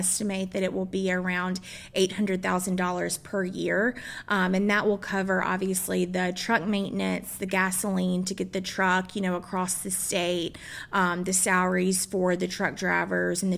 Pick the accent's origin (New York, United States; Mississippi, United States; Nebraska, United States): Mississippi, United States; also born or lived in Washington, D.C.; now in Franklin, United States; I'm originally from Mississippi